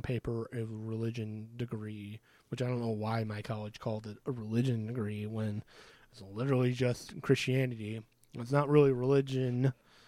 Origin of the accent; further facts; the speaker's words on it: St. Louis, Missouri, United States; I'm from St. Louis